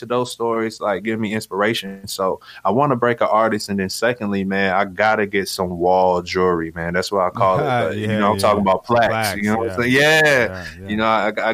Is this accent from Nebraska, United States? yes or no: yes; Nebraska, United States; so I'm from Nebraska